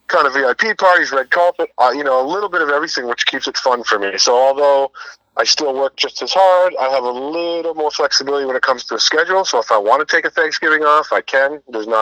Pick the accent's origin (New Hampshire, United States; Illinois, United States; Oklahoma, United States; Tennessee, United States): New Hampshire, United States; Hinsdale; moved away; I'm on my way to my hometown of Hinsdale, New Hampshire